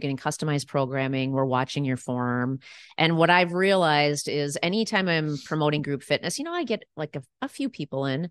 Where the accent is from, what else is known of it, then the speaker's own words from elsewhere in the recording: Roseville, Minnesota, United States; also born or lived in New York / Eagan, Minnesota; I grew up in Roseville, Minnesota.